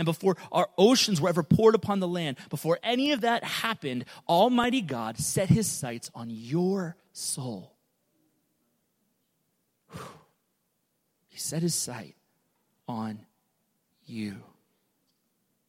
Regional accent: United States; I love being an American, I love being in the U.S.

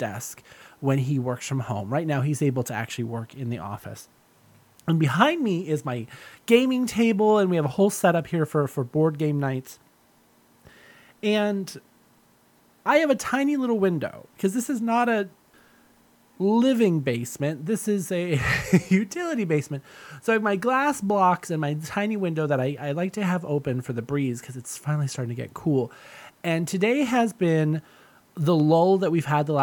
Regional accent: Southern California, United States; moved away; I'm from Southern California and it doesn't rain that often there

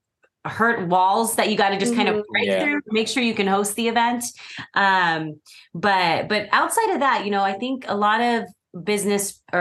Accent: San Diego, California, United States; moved away as an adult; also born or lived in San Francisco Bay Area; now in Arizona, United States; I'm from the Bay, but I've lived in San Diego my whole life. So Southern California.

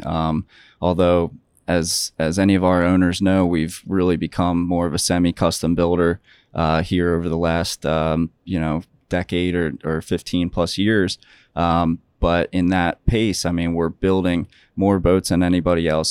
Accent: Ocean City, New Jersey, United States; growing up in New Jersey in Ocean City

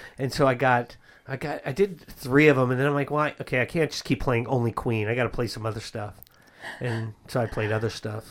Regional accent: the Bay Area, California, United States; I'm from the Bay Area

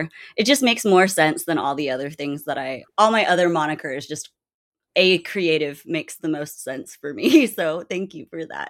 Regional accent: Germany; also born or lived in Guam; I'm a military brat. I was born on Guam and my mom married a military guy. And we traveled a bunch. I grew up basically my whole life in Germany. It's the longest place we ever stayed.

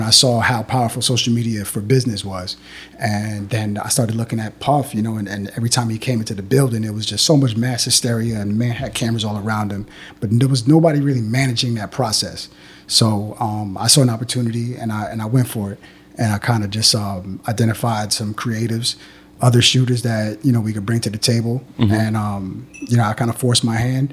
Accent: Long Island, New York, United States; I'm from Long Island

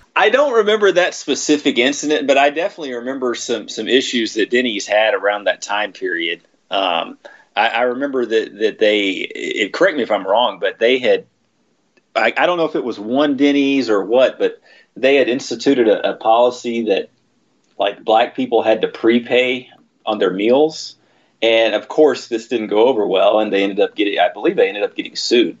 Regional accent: Texas, United States; I grew up in Texas

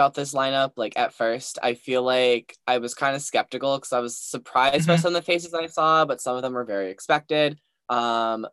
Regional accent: United States; me as an American

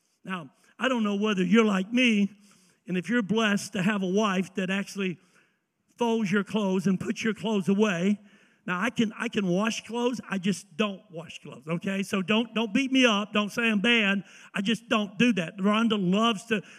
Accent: the South, United States; I'm from the South.

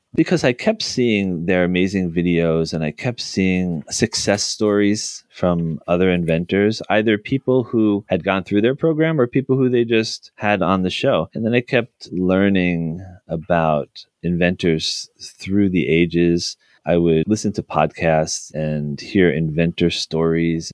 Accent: New Jersey, United States; my home state of New Jersey

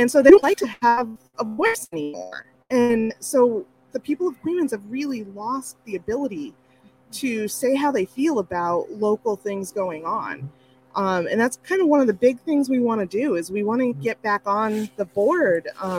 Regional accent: Central New York, United States; also born or lived in North Dakota; I grew up in Central New York, but I lived in North Dakota first, so I do the elementary, complementary, documentary.

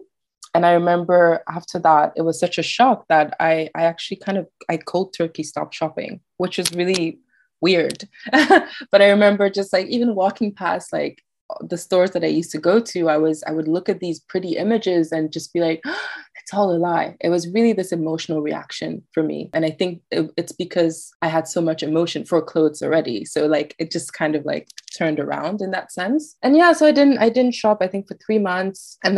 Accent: France; And I'm like a little girl growing up in France, and I discovered this, and it kind of made me feel less alone.

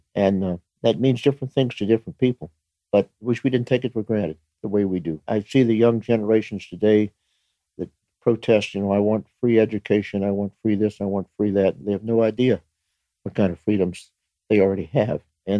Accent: United States; born there; And I'm thankful I was born in the United States of America.

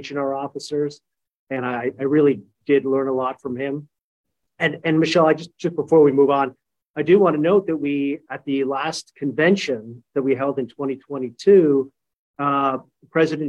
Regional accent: Canada; moved away; I am Canadian

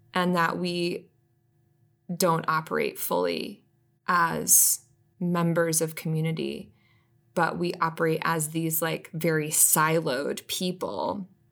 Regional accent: Atlanta, Georgia, United States; I'm a city girl. Like, I grew up here in Atlanta, lived here most of my life

